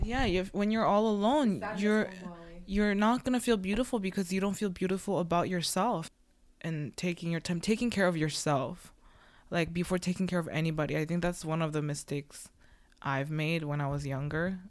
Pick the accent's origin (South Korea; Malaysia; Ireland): South Korea; now in Canada; we're like all immigrants and we came from a different country, but there's a reason why we're all in Canada, right? And I believe, you know, like I'm from Korea